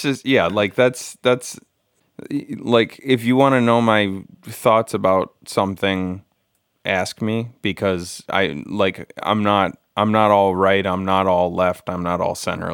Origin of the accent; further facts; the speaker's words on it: United States; as an American